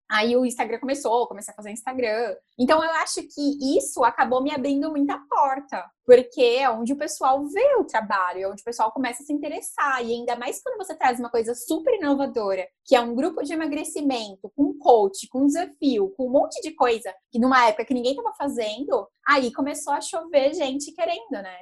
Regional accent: Santos, São Paulo, Brazil; estive aqui em São Paulo, eu sou de Santos

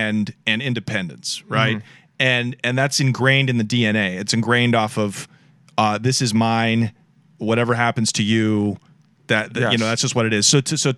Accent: Portland, Oregon, United States; I'm a kid from Northeast Portland

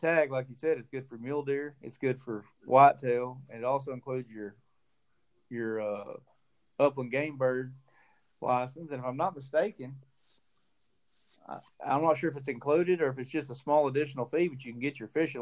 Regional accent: McAlester, Oklahoma, United States; now in Texas, United States; in Oklahoma where I grew up hunting around McAllister and Pittsburgh County

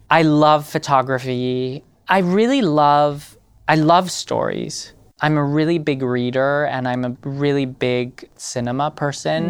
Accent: Paris, Île-de-France, France; now in New York, United States; growing up in Paris and being French

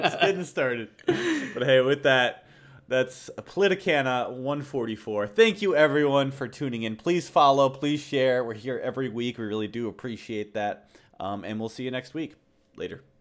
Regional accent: United States; as an American

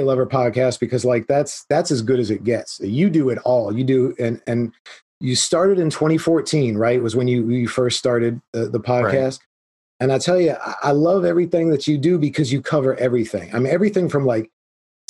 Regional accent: United States

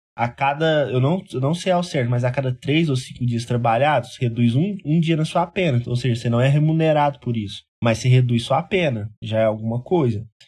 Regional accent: Minas Gerais, Brazil; nós somos do, do, de Minas Gerais

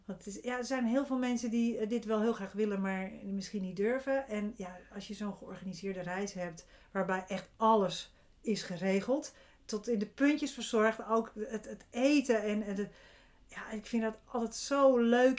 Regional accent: Zandvoort, North Holland, Netherlands; bij ons in Zandvoort gaat natuurlijk iedereen naar het strand

